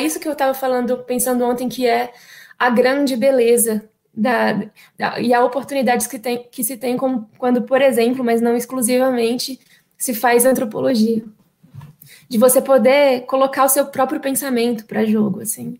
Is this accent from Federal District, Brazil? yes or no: yes; Brasília, Federal District, Brazil; eu sou brasiliense, infelizmente nascida e criada aqui